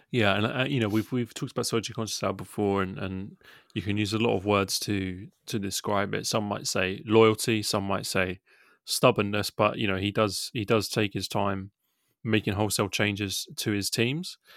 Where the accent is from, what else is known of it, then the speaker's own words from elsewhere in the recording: England, United Kingdom; we're English guys doing this podcast